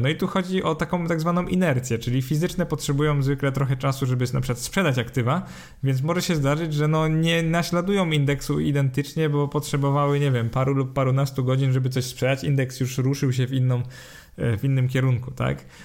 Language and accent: Polish; Poland; z perspektywy Polaka